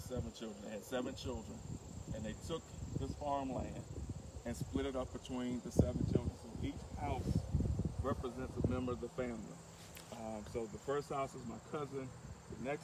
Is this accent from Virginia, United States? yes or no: yes; Martinsville, Virginia, United States; now in Richmond, United States; I'm actually coming to you live from my hometown of Martinsville, Virginia